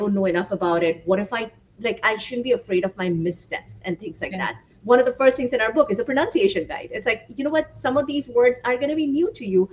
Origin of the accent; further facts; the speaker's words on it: India; moved away as an adult; So my husband and I both were born and raised in India. I left at the age of 21 for university